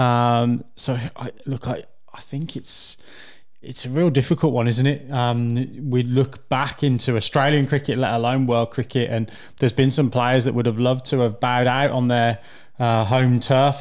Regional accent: England, United Kingdom; as an Englishman

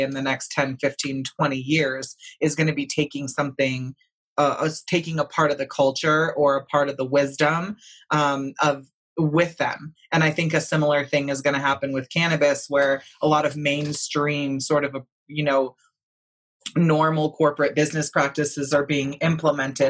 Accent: United States; also born or lived in Santa Cruz, California; I was raised all in and around, the Emerald Triangle, Southern Oregon, like, Williams, Oregon

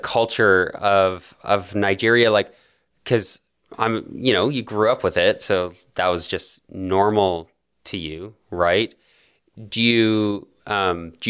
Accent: Canada; I grew up in Canada

